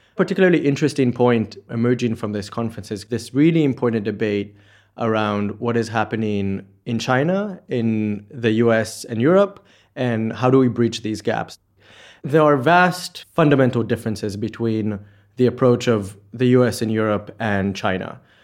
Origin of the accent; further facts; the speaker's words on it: Israel; moved away as an adult; now in Oxford, United Kingdom; from Israel